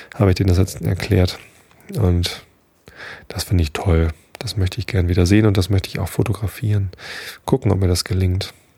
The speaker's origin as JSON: {"language": "German", "region": "Hamburg", "country": "Germany", "said": "Bin doch Hamburger"}